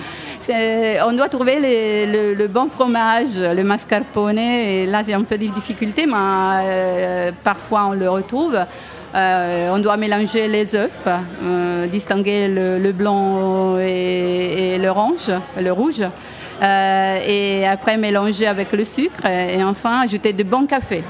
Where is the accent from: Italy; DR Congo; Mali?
Italy; moved away as an adult; now in France; je suis une Italienne qui travaille